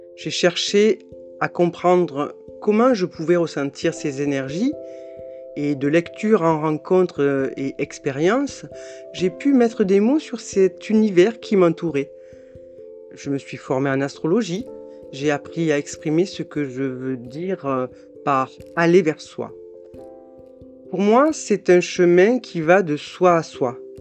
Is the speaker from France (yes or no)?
yes; south of France, France; accent: petit accent du sud de la France; j'ai un petit accent du sud de la France